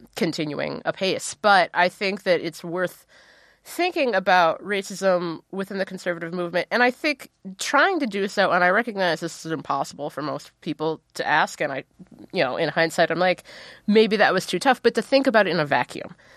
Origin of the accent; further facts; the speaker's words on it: Ohio, United States; I'm from Ohio.